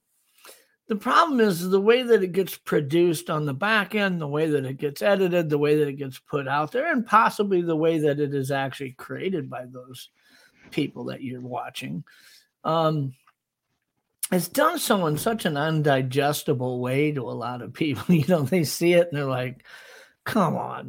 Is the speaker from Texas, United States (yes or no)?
no; South Dakota, United States; my home state of South Dakota